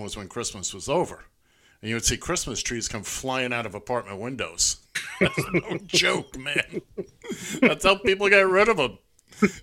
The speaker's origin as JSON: {"language": "English", "town": "New York City", "region": "New York", "country": "United States", "tie": "born or raised there", "said": "I grew up in Midtown Manhattan"}